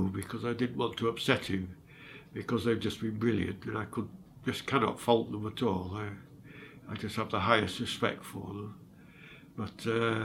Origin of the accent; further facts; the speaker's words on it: Sheffield, Yorkshire and the Humber, United Kingdom; accent: northerner; also born or lived in London; I was born in London, in Islington, but I was adopted after 9 months and taken to Sheffield. This is where I get my accent from. I'm more northerner, really.